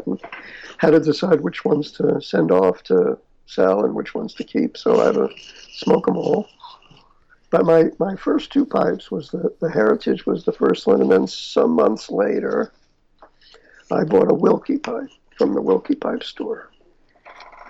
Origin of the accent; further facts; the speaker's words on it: New York City, New York, United States; I grew up in New York and Queens